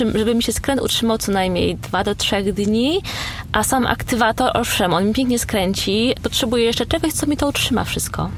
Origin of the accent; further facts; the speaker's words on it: Poland; now in London, United Kingdom; Ja ciągle w Polsce dostawałam pytania o moje pochodzenie, czy ja na pewno jestem z Polski